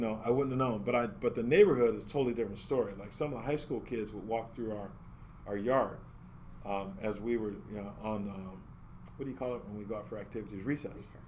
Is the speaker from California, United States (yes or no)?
yes; California, United States; also born or lived in Chicago, Illinois; I was born in Chicago, Illinois, I, I don't know anything about Chicago because we came to California right away